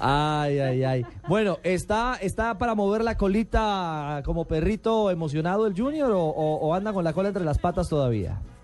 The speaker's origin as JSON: {"language": "Spanish", "country": "Colombia", "said": "yo como colombiano"}